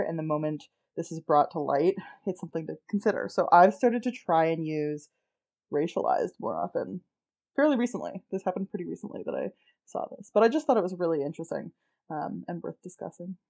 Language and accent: English; Canada; we're Canadian